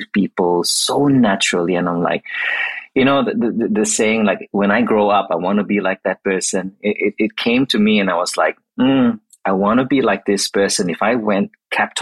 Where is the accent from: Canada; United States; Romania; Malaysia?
Malaysia; moved away as an adult; also born or lived in Australia; now in Melbourne, Australia; I moved from Malaysia, which I was originally from, to Australia.